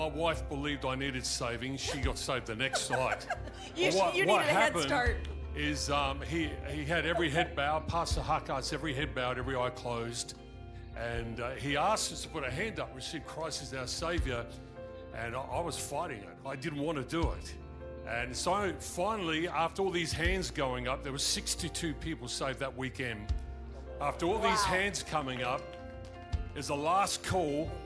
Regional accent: Australia; I'm Australian

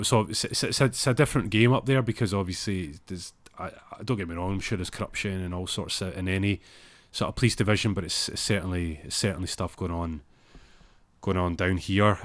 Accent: Glasgow, Scotland, United Kingdom; moved away; they're as Glaswegian as, as me

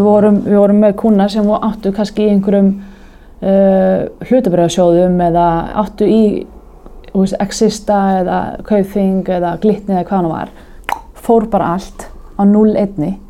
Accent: Garðabær, Capital Region, Iceland; ólst upp í Garðabarum

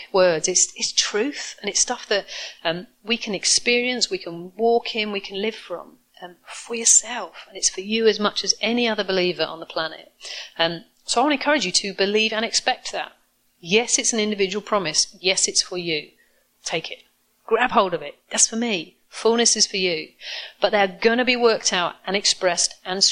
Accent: United Kingdom; I'm classically British, introverted, reserved, like I am

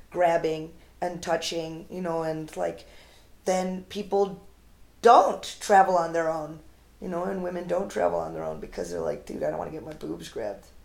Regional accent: North India, India; I don't speak Tamil, which is the language there. I speak Hindi. I'm Northern Indian.

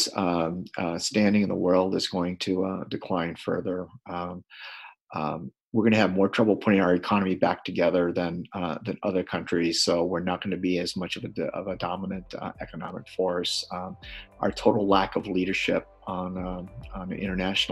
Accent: Missoula, Montana, United States; I'm a socialist from Missoula, Montana

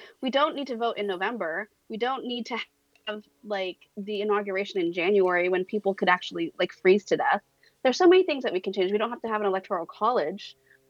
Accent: Turlock, California, United States; He's from my hometown, guys. I don't know if you guys know that. He's like from Turlock, which is adjacent to Modesto.

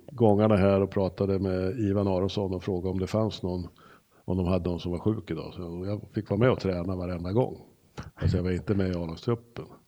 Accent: Örebro, Örebro County, Sweden; vi är ju nog väldigt lika på just att vi är örebroare

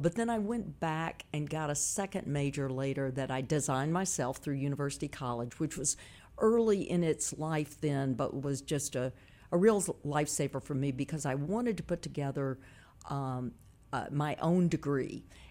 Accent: Memphis, Tennessee, United States; I'm from South Memphis.

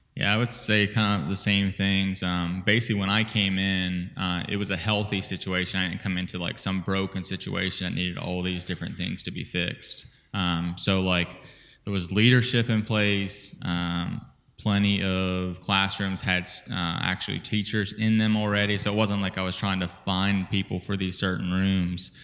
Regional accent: Virginia, United States; moved away as an adult; lived in Virginia all my life until I moved here back at the end of November

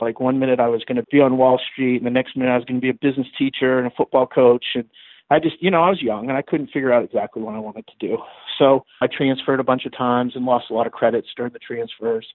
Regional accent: Augusta, Maine, United States; moved away as an adult; also born or lived in Florida; now in Brandon, United States; I grew up in Maine, so I, I lived in uh, Augusta, Maine, graduated from high school there

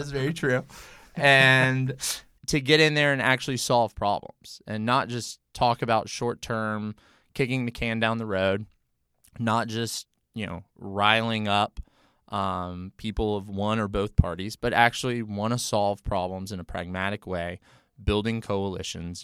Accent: Memphis, Tennessee, United States; moved away as an adult; now in Nashville, United States; I'm a native Tennessean, born and raised in Memphis

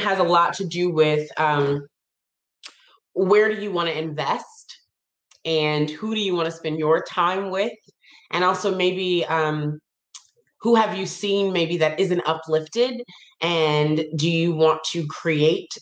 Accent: Detroit, Michigan, United States; moved away; I'm from Detroit, Michigan

